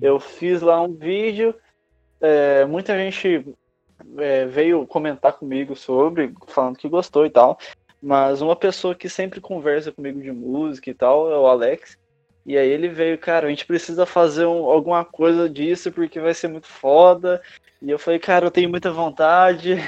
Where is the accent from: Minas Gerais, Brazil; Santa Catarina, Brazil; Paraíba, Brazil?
Minas Gerais, Brazil; now in São Paulo, Brazil; Eu sou de Minas Gerais, mas eu tenho já alguns anos morando aqui em São Paulo.